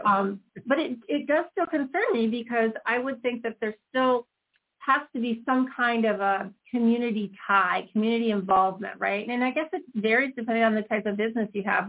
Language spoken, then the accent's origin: English; Chicago, Illinois, United States; we're both from Chicago